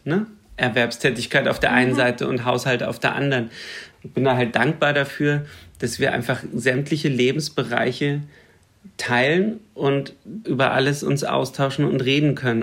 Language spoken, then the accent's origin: German; Lower Bavaria, Germany; now in Berlin, Germany; bei mir im Dorf in Niederbayern, wo ich herkomme